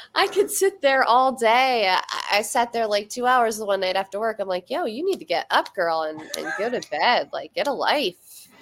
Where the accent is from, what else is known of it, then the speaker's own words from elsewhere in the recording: Schuylkill Haven, Pennsylvania, United States; moved away as an adult; now in near Scranton, United States; My hometown was, uh, it was Schuylkill Haven, which is, it's spelled really weird like S C H U Y L K I L L Haven.